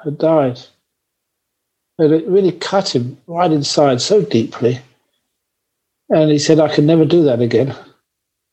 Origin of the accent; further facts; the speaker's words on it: London, United Kingdom; moved away; as a young man growing up in London, I went to so many wonderful concerts